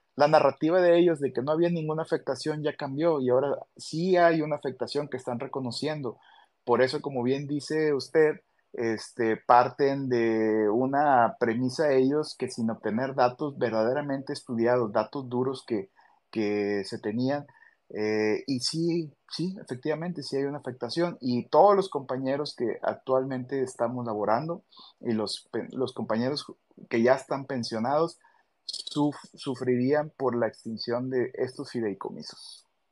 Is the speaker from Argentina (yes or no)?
no; Monterrey, Nuevo León, Mexico; moved away as an adult; now in Culiacán, Mexico; Yo soy de, de, de Monterrey, Nuevo León, nacido allá en, en, en ese hermoso estado, y por necesidades de servicio y por invitación me tuve que venir a trabajar acá en Culiacán, Sinaloa